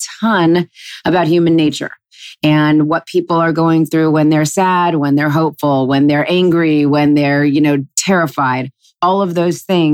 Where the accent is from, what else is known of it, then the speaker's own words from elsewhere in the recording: Los Angeles, California, United States; I never, ever thought growing up in Los Angeles that I would work with my dad